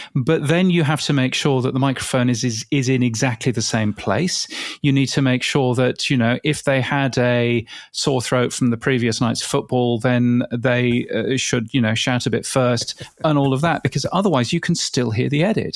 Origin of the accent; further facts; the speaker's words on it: United Kingdom; accent: British English; in a British English accent.